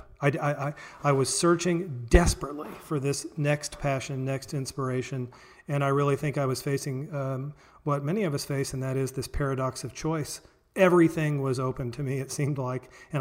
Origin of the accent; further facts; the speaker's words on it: Springfield, Missouri, United States; I grew up in Springfield, Missouri, here, Southwest Missouri